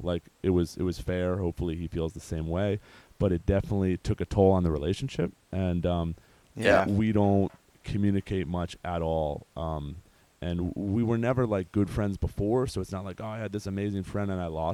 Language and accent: English; Baltimore, Maryland, United States; moved away as an adult; also born or lived in San Diego; move back to Baltimore where our family is